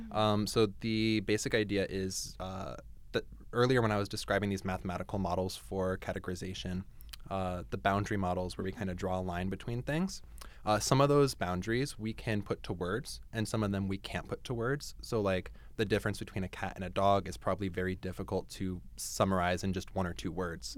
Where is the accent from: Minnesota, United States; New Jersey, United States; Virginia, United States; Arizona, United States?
New Jersey, United States; moved away as an adult; also born or lived in Ohio; now in Canada; I grew up in Jersey